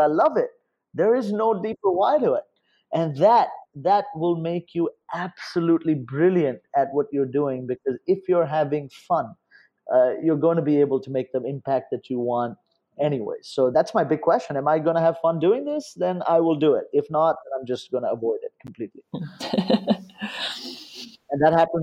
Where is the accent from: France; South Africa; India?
India; moved away as an adult; also born or lived in Los Angeles; I was growing up in India